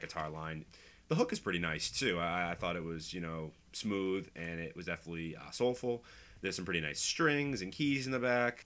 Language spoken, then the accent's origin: English; Boston, Massachusetts, United States; I'm from Boston. Um, grew up here.